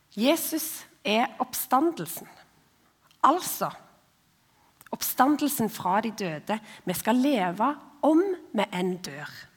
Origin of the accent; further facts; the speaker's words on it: Ombo, Indre Ryfylke, Rogaland, Norway; Jeg er født og oppvokst på ei stor, men liten, altså veldig få mennesker, eh, øy som heter Ombo